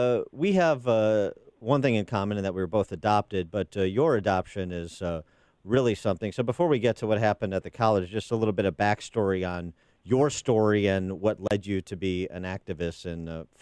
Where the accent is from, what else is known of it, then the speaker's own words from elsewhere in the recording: Wheaton, Illinois, United States; I'm from Wheaton